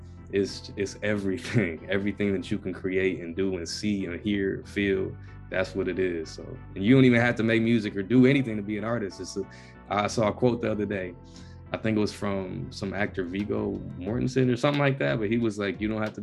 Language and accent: English; the South, United States; moved away; I grew up in the South too